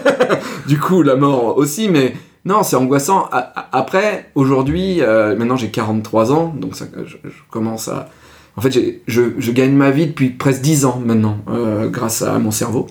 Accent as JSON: {"language": "French", "area": "Ardèche", "region": "Auvergne-Rhône-Alpes", "country": "France", "moved": "yes", "said": "j'y retourne parce que c'est là, là d'où je viens"}